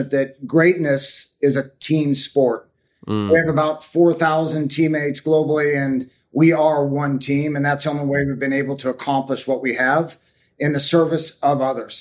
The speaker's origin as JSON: {"language": "English", "town": "Sequim", "region": "Washington", "country": "United States", "tie": "born or raised there", "said": "Northwest of Seattle, Washington, a little town called Squim"}